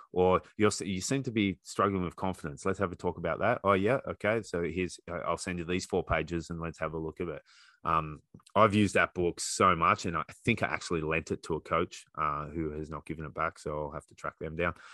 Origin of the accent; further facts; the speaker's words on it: Australia; now in Canada; being an Australian coach in Canada